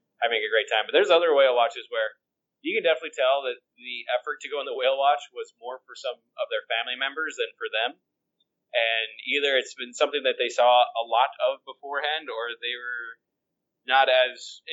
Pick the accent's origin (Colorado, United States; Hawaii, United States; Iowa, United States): Colorado, United States; I grew up in Colorado